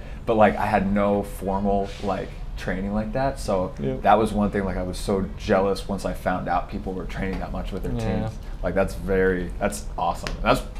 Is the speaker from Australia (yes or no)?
no; Portland, United States; when I was growing up in Portland, we didn't even have academies when I was growing up until I turned 16